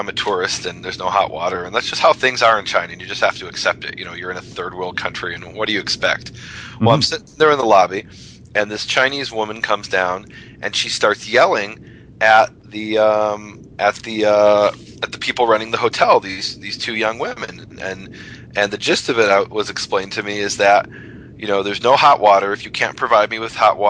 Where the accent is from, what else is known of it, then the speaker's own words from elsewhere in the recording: Jerusalem, Jerusalem District, Israel; now in Texas, United States; I've just gotten back to Texas, and now I'm about to head to Israel, to my hometown of Jerusalem